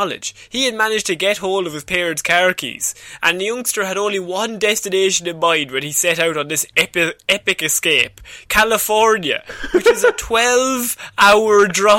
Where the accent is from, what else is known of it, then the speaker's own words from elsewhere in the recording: Ireland; We grew up in Ireland, though.